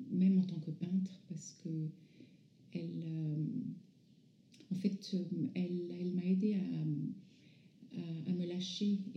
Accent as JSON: {"language": "French", "country": "France", "tie": "born or raised there", "also_born_or_lived": "North Africa", "said": "mes parents sont iraniens. je suis née en Afrique du Nord. J'ai grandi en France à partir de l'âge de 11 ans."}